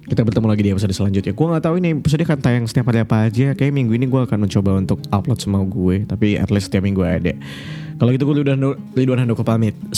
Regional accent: Pontianak, West Kalimantan, Indonesia; suka ada orang ngomong dengan logat Jawa dengan logat uh, Kalimantan misalnya dengan logat Melayu karena gue dari Pontianak

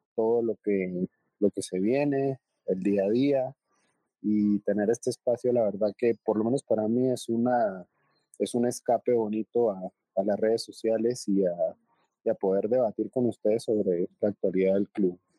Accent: Colombia; los colombianos que somos fanáticos del Bayern Múnich

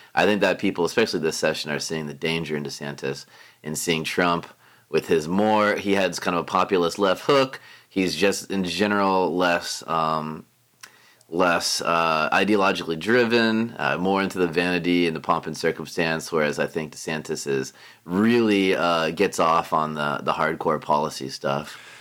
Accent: Tampa, Florida, United States; moved away as an adult; also born or lived in Sarasota; now in Tallahassee, United States; I'm born and raised in Tampa. I'm so from Tampa that both my parents were born in Tampa

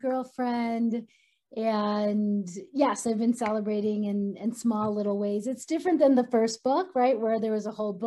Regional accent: Boulder, Colorado, United States; my hometown of Boulder, Colorado

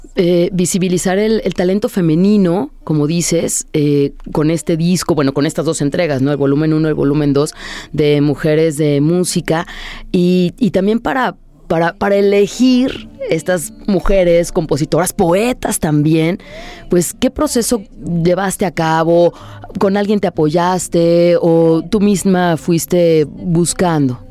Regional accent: Mexico; nosotros como mexicanos

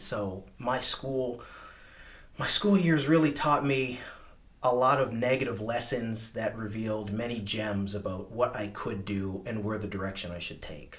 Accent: Woodstock, New Brunswick, Canada; growing up in Woodstock

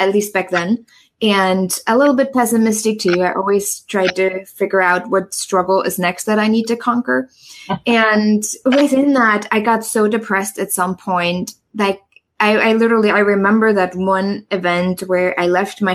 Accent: East Germany, Germany; English is a second language; moved away as an adult; also born or lived in New York / San Francisco; now in United States; I grew up in East Germany.

